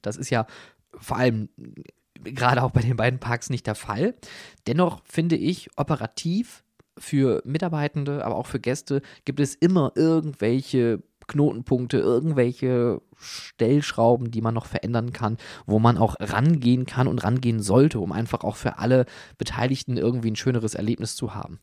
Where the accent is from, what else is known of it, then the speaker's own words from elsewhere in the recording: Germany; wir als Deutsche